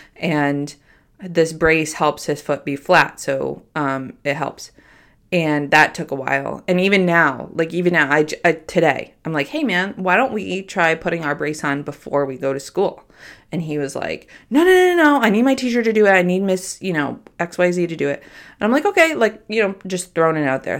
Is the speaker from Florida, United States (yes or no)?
no; Troy, New York, United States; I grew up in a very big home in South Troy